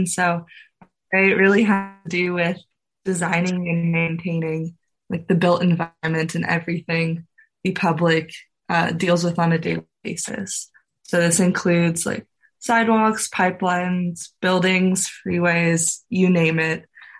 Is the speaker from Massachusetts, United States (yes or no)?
no; Los Angeles, California, United States; I'm a senior from Los Angeles studying civil engineering with a structural emphasis.